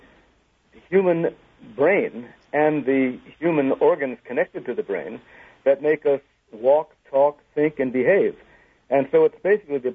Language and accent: English; United States; I am an American, a dual national